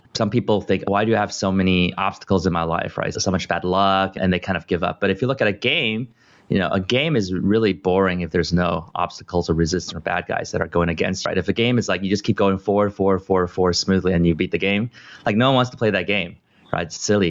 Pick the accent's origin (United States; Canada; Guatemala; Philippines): United States; California; also born or lived in Taiwan; I was born in Taiwan and I was little. I lived here for 5 years, so have some relatives and people I still remember. But I think the U.S. and specifically California is my core home.